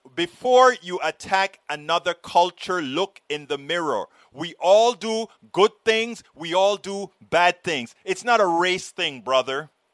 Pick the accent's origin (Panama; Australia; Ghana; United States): Panama; moved away; I'm from Panama